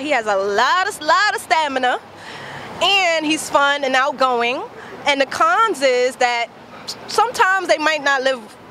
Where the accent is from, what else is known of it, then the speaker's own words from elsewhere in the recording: New York City, New York, United States; I'm from Brooklyn.